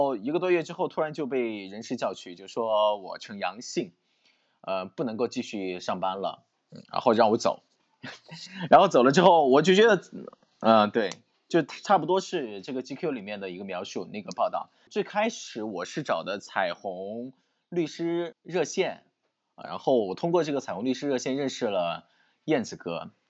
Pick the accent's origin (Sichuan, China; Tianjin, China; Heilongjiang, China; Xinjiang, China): Sichuan, China; 我是四川人，我的户口在四川成都。然后我的上一份工作是在四川内江，内江是四川的一座地级市。嗯，当时我就觉得说内江距我的家乡比较近。